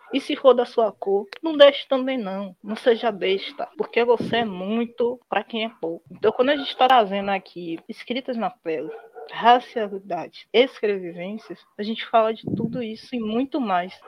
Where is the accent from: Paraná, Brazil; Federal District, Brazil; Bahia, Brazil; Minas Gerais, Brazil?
Bahia, Brazil; Salvador; Eu sou de família de interior, mas eu nasci em Salvador o que é um erro, né? Eu queria ter nascido do interior, como todo mundo